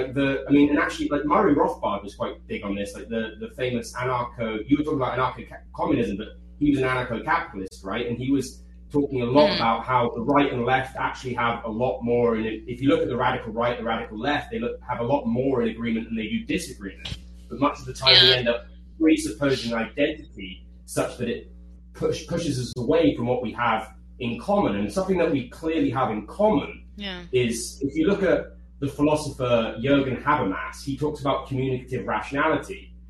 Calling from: Taiwan

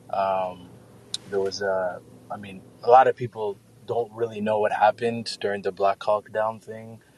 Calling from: Mogadishu, Banaadir, Somalia; I'm calling actually live from Mogadishu, Somalia.

